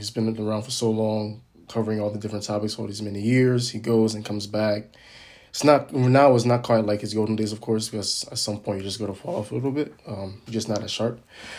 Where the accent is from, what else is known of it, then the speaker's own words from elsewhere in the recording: Ghana; I'm from Ghana.